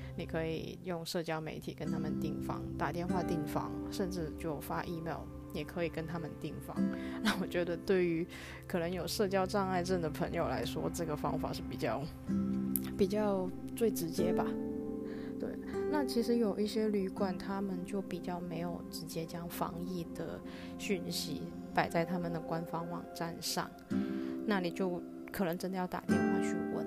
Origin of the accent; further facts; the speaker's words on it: Hong Kong; also born or lived in New York, United States / Tainan, Taiwan; now in Taipei, Taiwan; 我目前人在台湾，那回来台湾之前，我是住在美国的纽约，我是来自香港